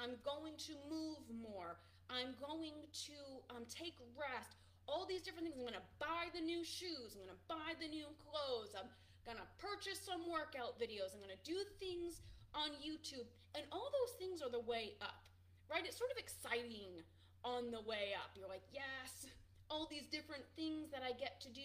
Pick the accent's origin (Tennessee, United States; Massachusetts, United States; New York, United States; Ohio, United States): Massachusetts, United States; Boston; I'm from Boston